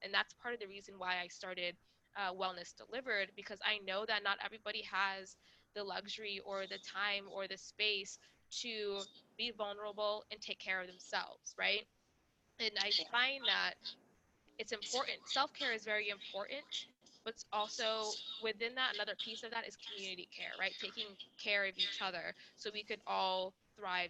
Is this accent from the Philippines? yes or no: no; Rwanda; moved away; I'm from Rwanda, so I'm not from the United States.